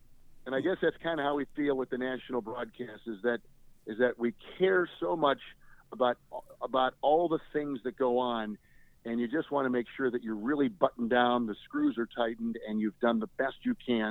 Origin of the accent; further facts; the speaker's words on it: Green Bay, Wisconsin, United States; I grew up in Green Bay